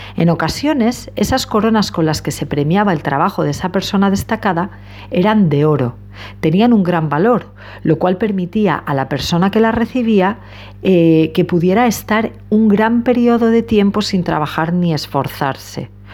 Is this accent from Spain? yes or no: yes; Spain; a los españoles